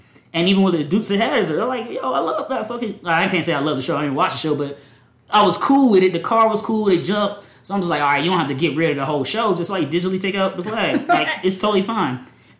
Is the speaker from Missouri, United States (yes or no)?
no; Georgia, United States; growing up in the South, I didn't know any better when we had the Confederate flag hanging up in Georgia.